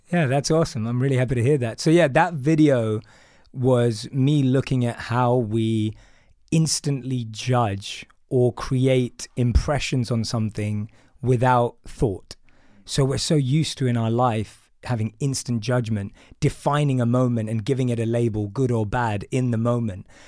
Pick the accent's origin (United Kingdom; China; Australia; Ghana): United Kingdom; London; So I'm from London. I grew up in a place called Wood Green in North London